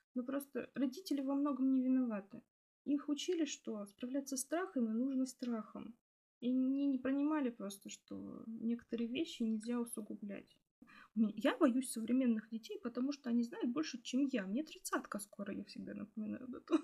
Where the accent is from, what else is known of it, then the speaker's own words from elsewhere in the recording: Prokopyevsk, Kemerovo Oblast, Russia; я вот из Прокопьевска, это шахтерский го- город